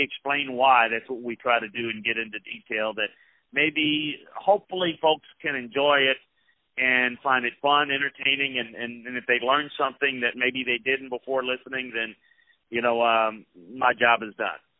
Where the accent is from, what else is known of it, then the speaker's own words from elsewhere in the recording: Donaldsonville, Louisiana, United States; grew up in a little town between New Orleans and Baton Rouge, um, in Donaldsonville